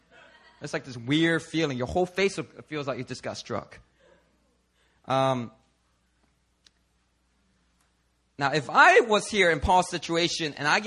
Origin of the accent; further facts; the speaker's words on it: Philadelphia, Pennsylvania, United States; Growing up in Philadelphia, I mean, the streets, they are not nice to you